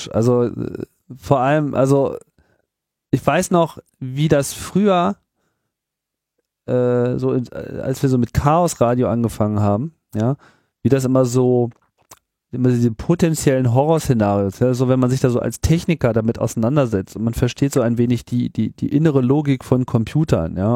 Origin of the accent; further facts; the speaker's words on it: United Kingdom; ich, bin ja Brite